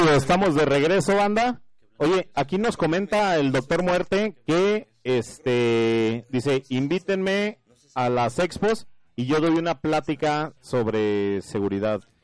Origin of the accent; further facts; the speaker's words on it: Zacatecas, Mexico; moved away; yo soy de allá de Zacatecas